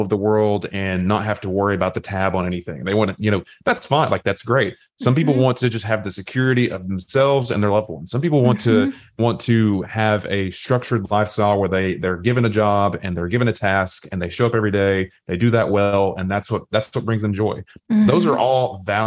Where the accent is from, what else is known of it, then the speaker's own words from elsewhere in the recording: Southeast Tennessee, United States; I was raised in Southeast Tennessee